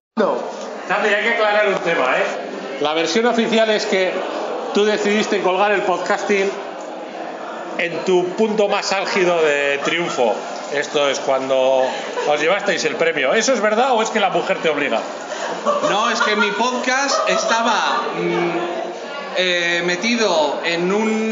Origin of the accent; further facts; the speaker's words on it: Basque Country, Spain; somos vascos